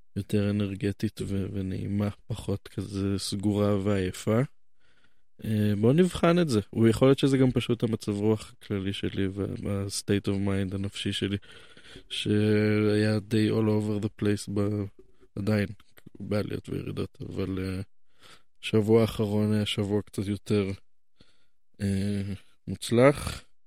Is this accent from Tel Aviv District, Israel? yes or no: no; Jerusalem, Jerusalem District, Israel; אני נולדתי כאן